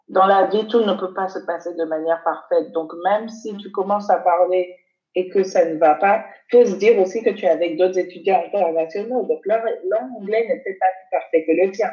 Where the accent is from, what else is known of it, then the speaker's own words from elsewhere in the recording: Benin; moved away as an adult; now in London, United Kingdom; j'ai grandi au Bénin pendant 17 ans